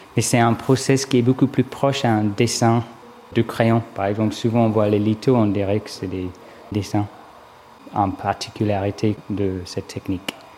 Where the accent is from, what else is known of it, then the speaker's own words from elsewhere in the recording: Brighton, South East England, United Kingdom; French is a second language; moved away as an adult; also born or lived in London; now in Paris, France; Je suis anglais, j'ai grandi à Brighton, au sud d'Angleterre.